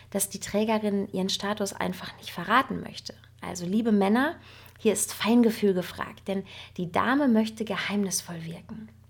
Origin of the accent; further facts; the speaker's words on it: North Rhine-Westphalia, Germany; denn ich als Westfälin muss mir natürlich auch ein bisschen nachlesen, wie funktioniert das denn mit dem Dirndl nun richtig? Und ähm, ich kenne Dirndl ja nur von unseren westfälischen nachgemachten Oktoberfesten.